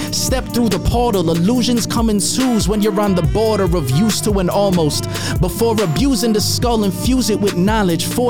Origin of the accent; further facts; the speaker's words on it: Suffolk County, New York, United States; moved away as an adult; I'm from Suffolk County. I grew up in Suffolk County, but my mom's from Brooklyn, my dad's from the Bronx, and all my grandparents are from Puerto Rico.